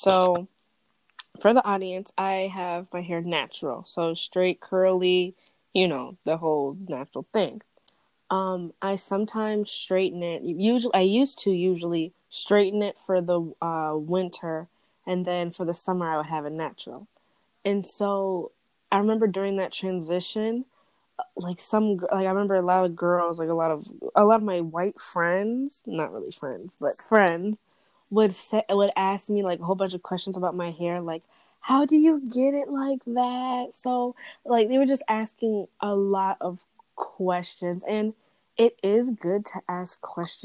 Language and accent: English; Ann Arbor, Michigan, United States; born or raised there